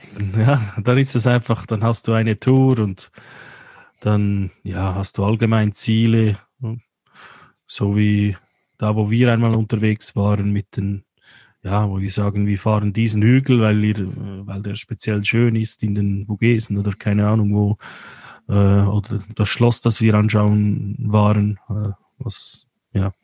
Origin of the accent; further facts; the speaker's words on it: Central Switzerland, Switzerland; bei uns in der Zentralschweiz